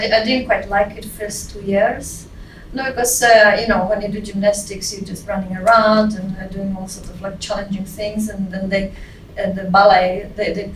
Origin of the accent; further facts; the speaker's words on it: Prague, Czechia; moved away as an adult; also born or lived in Scotland; now in London, United Kingdom; I grew up in Czechoslovakia still, yeah. But it's the Czech Republic now. I am from Prague.